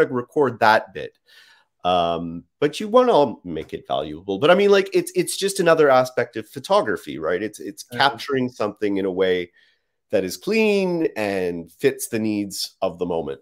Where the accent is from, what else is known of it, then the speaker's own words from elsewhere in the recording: Canada; We're Canadian